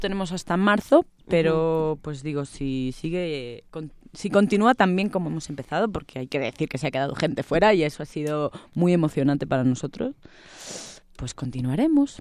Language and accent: Spanish; Spain; moved away as an adult; now in Mexico; Vicente y yo somos españoles